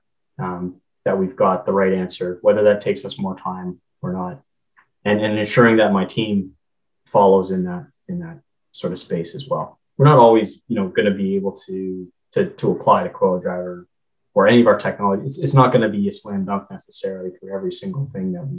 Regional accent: Canada; I'm Canadian

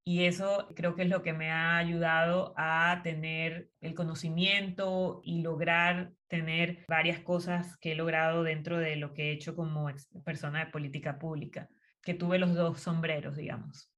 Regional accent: Las Tablas, Los Santos, Panama; also born or lived in Chitré; Soy de Azuero, Específicamente nací en Chitré, mi familia es de Parita, pero toda la vida viví en las tablas

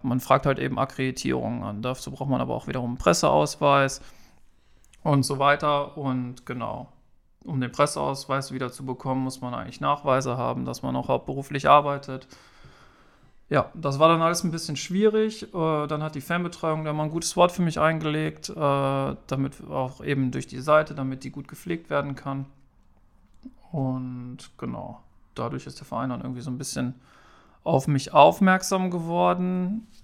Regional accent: Straelen, North Rhine-Westphalia, Germany; komme aus Strahlen am wunderschönen Niederrhein

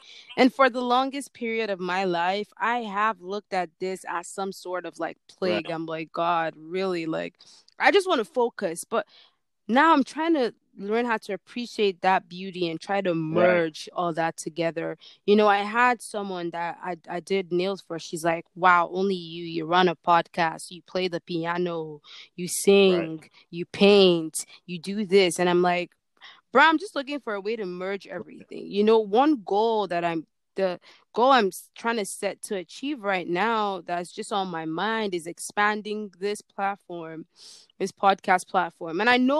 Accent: Nigeria; sometimes I feel like I'm not Nigerian enough for

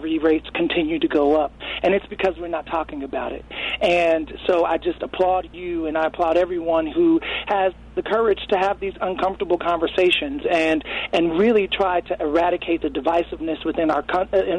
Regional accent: Chicago, Illinois, United States; moved away; I'm from Chicago

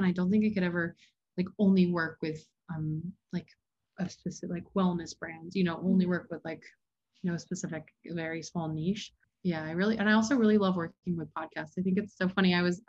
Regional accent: Hilton Head, South Carolina, United States; I grew up in Hilton Head, South Carolina.

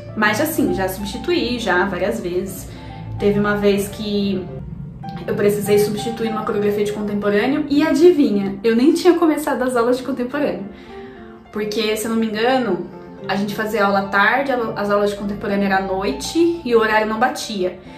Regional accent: Brazil; a gente é brasileiro

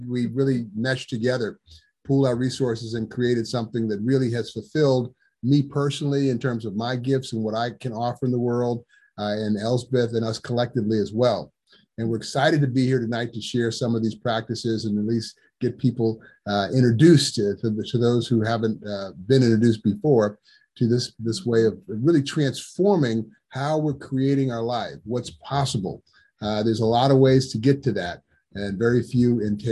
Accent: United States; also born or lived in San Francisco, California / Hawaii; I was raised in San Francisco and Hawaii

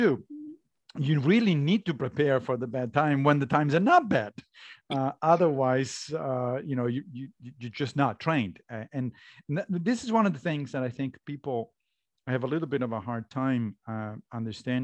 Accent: Rome, Lazio, Italy; I grew up Catholic in Rome.

